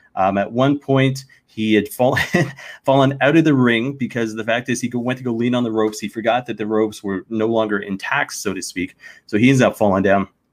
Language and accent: English; Canada; as a Canadian